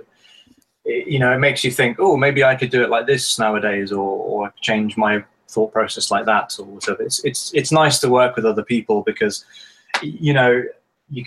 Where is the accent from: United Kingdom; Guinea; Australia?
United Kingdom; being British